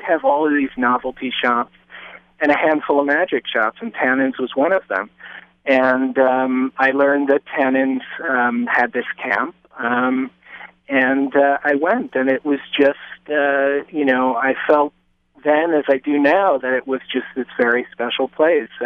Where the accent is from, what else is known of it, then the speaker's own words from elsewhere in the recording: New York City, New York, United States; I grew up in Lower Manhattan, and it was a very different place than it is now